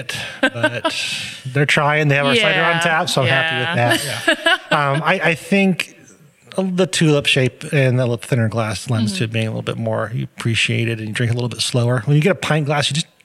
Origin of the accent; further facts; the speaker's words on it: Massachusetts, United States; moved away as an adult; also born or lived in Europe; I'm from Massachusetts